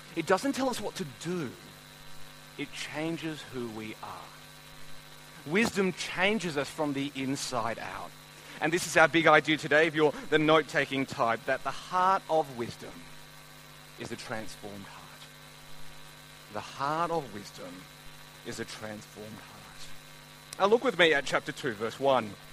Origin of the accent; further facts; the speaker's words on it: Melbourne, Victoria, Australia; I've grown up in Melbourne my whole life